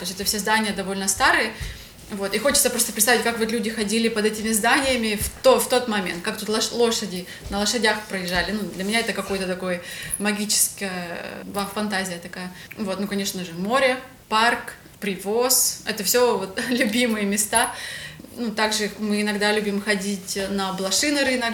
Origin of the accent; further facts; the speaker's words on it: Ukraine; moved away as an adult; also born or lived in Russia / Kyrgyzstan / Georgia; Родилась я в России, э, переехала в Украину. Всю свою сознательную жизнь, э, как бы, в принципе, провела здесь